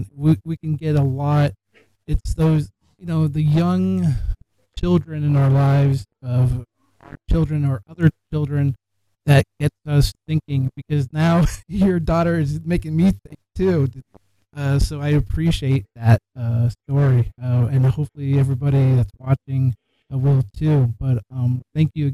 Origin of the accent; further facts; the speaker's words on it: Pennsylvania, United States; now in Ohio, United States; I'm from Pennsylvania